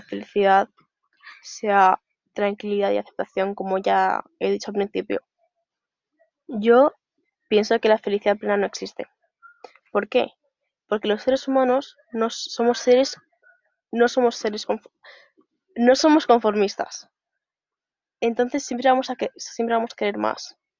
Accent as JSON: {"language": "Spanish", "town": "Zaragoza", "region": "Aragon", "country": "Spain", "said": "soy de Zaragoza"}